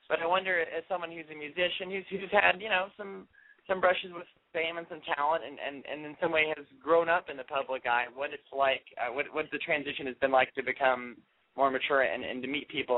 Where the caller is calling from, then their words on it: Highland Park, United States; from Highland Park.